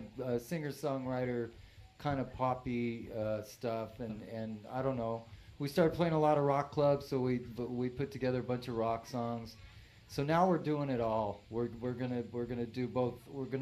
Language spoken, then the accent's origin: English; Colton, California, United States; also born or lived in Hollywood / Yucca Valley; I grew up in Colton